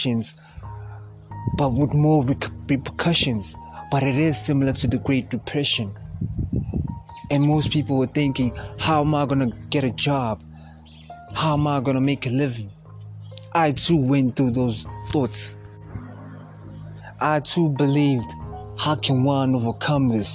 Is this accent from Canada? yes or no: no; South Africa; I'm from South Africa